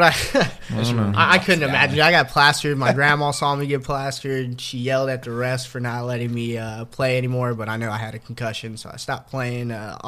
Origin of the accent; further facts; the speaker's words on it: Pflugerville, Texas, United States; I grew up in Pflugerville